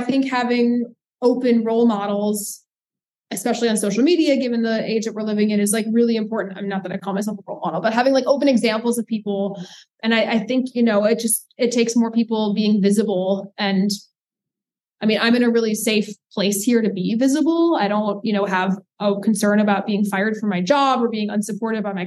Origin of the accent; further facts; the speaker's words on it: New York City, New York, United States; now in Durham, United States; I grew up in New York City, and I would rather live here